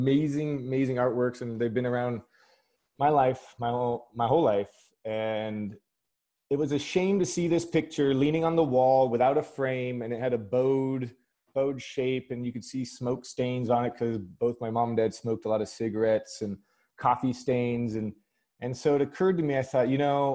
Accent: Burbank, California, United States; accent: American; moved away as an adult; also born or lived in England; now in London, United Kingdom; I was born in Burbank, California, and I have two British parents

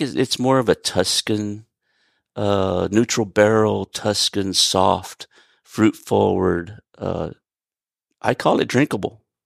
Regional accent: Gulf Coast, southeast Houston, Texas, United States; moved away as an adult; also born or lived in Northern California; now in Hico, United States; I was born and raised on the Gulf Coast, uh, down in Missouri County, southeast Houston

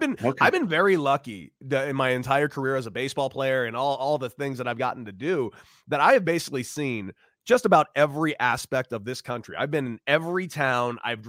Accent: Santa Monica, California, United States; I'm from Santa Monica. I grew up in the the most picturesque, perfect weather area maybe in the country. Yeah, I got very, very lucky with where I grew up.

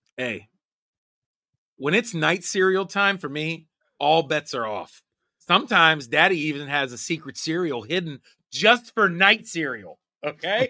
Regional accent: Pittsburgh, Pennsylvania, United States; I am from Pittsburgh

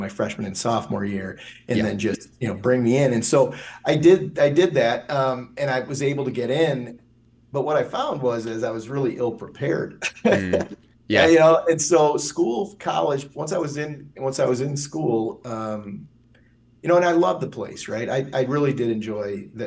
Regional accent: a half hour north of Ann Arbor, bedroom community of Detroit, Michigan, United States; I live in Ann Arbor now, and I grew up about a half hour north of here. You know, and when I grew up, it was definitely a bedroom community of Detroit

